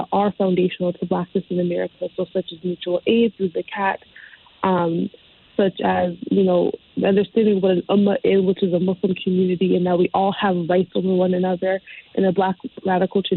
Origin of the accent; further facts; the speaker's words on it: Connecticut, United States; So I was born and raised in Connecticut. I've always lived like kind of around the Hartford county area